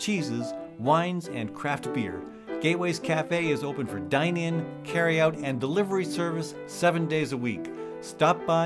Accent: Des Moines, Iowa, United States; Des Moines, my hometown

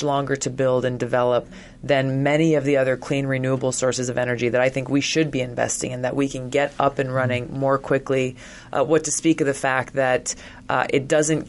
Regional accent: Hawaii, United States; I come from Hawaii

